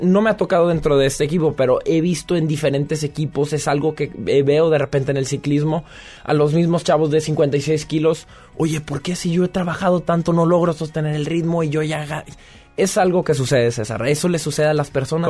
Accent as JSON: {"language": "Spanish", "country": "Mexico", "moved": "as an adult", "lives_now": "France"}